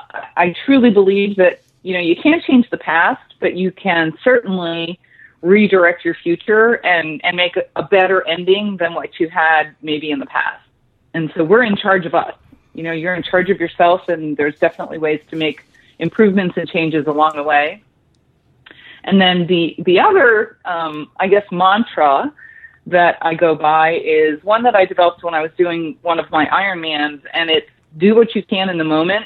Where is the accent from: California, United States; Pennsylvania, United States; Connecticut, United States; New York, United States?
Pennsylvania, United States; Clarks Summit; I grew up in a real small town outside of that called Clark Summit. So I had a very active outdoor life. It was a, more of a farming country and coal mining town.